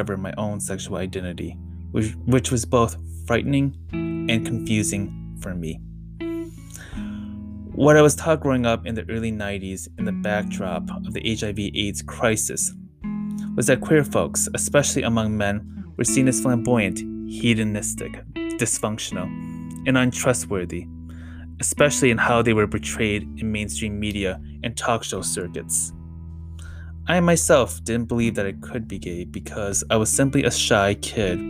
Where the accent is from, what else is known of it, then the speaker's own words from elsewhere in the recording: United States; As a queer Viet Khmer American, I thought about how my own early struggles with my queer identity made me feel further isolated from my parents' communities. And as an American, I was always perceived as a foreigner